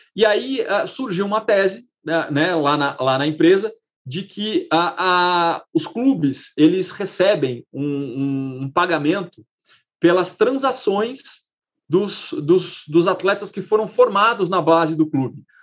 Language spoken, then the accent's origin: Portuguese; Brazil; como brasileiro